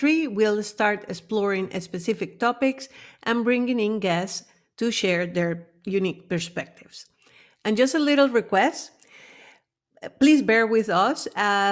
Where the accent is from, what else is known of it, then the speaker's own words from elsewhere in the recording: Venezuela; also born or lived in United States / Amsterdam, Netherlands / Berlin, Germany; now in Netherlands; I'm originally from Venezuela, where I grew up as part of a middle-class